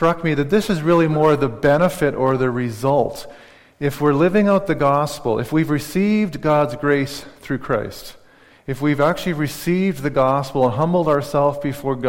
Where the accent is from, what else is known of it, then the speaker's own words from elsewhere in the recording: Saskatchewan, Canada; moved away; I cheer for the Saskatchewan Rough Riders because I grew up in Saskatchewan